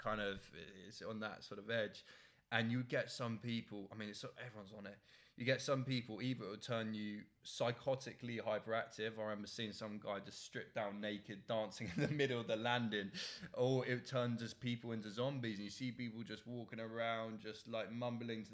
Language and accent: English; Oxford, South East England, United Kingdom; I'm from Oxford